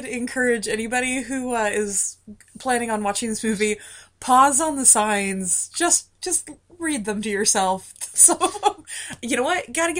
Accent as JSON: {"language": "English", "region": "California", "country": "United States", "tie": "born or raised there", "said": "I grew up in California"}